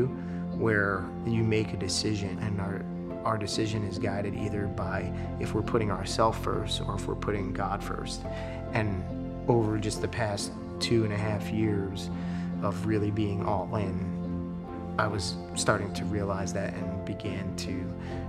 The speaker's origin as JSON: {"language": "English", "region": "New York", "country": "United States", "tie": "born or raised there", "moved": "as an adult", "lives_now": "Arizona, United States", "said": "I grew up in New York, was born and raised there as a Christian"}